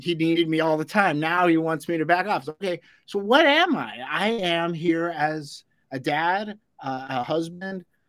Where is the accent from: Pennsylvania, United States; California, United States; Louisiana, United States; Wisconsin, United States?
California, United States; Los Angeles; growing up in Los Angeles